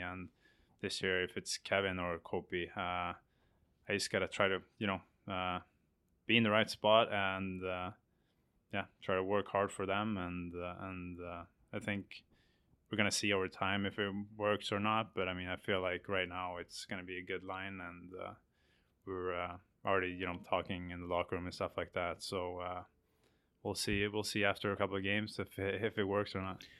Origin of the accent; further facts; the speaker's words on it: Sweden; moved away as an adult; my hometown team were in the Swedish final